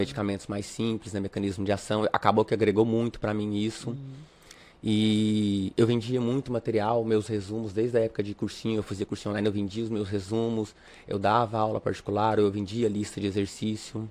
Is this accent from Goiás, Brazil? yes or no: yes; Catalão, Goiás, Brazil; moved away as an adult; also born or lived in Uberlândia, Minas Gerais; now in Palmas, Brazil; eu sou natural, natural de Uberlândia, eu sou mineiro, só que com um ano e três meses eu me mudei pra Goiás, a minha família voltou pra Goiás, então eu me considero um goiano